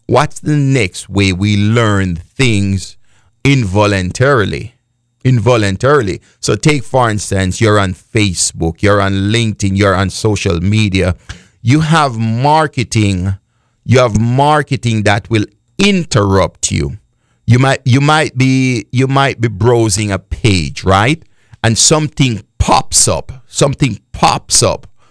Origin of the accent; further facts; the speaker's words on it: Jamaica; I am from Jamaica